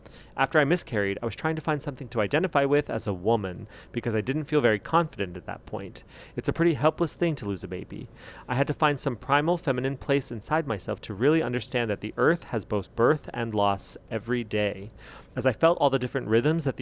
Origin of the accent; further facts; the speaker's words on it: New Mexico, United States; I'm from New Mexico